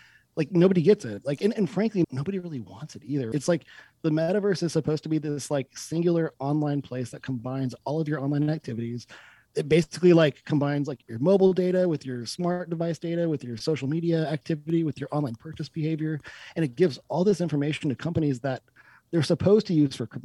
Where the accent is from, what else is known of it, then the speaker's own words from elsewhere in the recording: United States; as an American